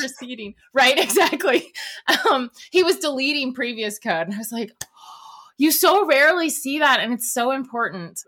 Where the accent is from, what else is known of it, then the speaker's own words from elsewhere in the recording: Northern Virginia, United States; I grew up in Nova and the two beaches, it's Ocean City, Maryland and Virginia Beach